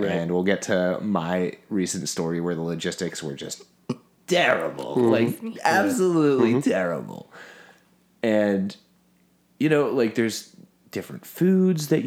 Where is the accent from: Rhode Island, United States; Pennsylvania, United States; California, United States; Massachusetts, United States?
Pennsylvania, United States; Philadelphia; I'm from Philly